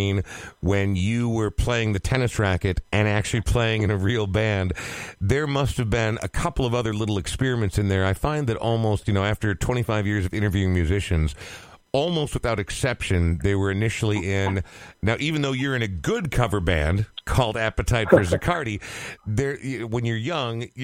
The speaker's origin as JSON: {"language": "English", "town": "Coon Rapids", "region": "Minnesota", "country": "United States", "tie": "born or raised there", "also_born_or_lived": "Portland, Oregon", "said": "I've lived in Coon Rapids from the time I was less than 2 years old. So this is really the only home I've ever known."}